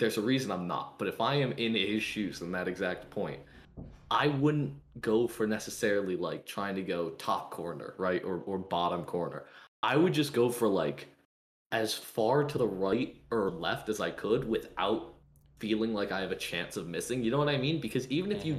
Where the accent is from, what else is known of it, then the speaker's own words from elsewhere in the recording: United States; as an American